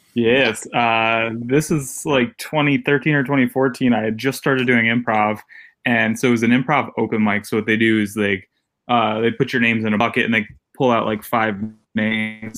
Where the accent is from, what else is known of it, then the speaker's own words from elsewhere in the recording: New Haven, Connecticut, United States; moved away as an adult; also born or lived in New York; in Connecticut, I'm from New Haven, Connecticut